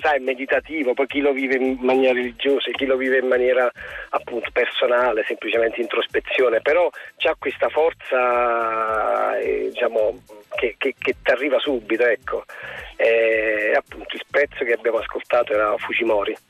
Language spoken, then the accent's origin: Italian; Naples, Campania, Italy; sono napoletano, e quindi quando poi mi vedo eh, capite, in pericolo esce fuori un po' tipo il napoletano